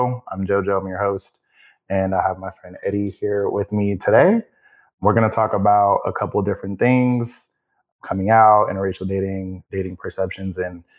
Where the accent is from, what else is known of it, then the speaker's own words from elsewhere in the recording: Richmond, California, United States; I grew up in Richmond